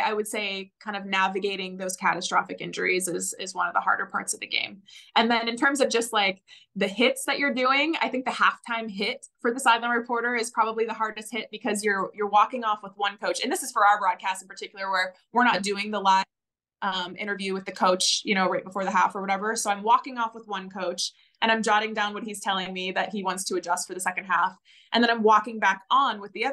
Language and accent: English; State College, Pennsylvania, United States; I grew up in State College, Pennsylvania, where Penn State University is, and that's where I went to school.